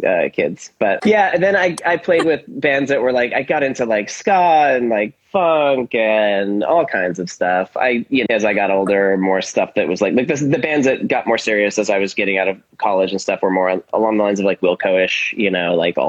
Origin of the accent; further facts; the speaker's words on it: Silicon Valley, Bay Area, California, United States; I'm from the Bay Area and I grew up in Silicon Valley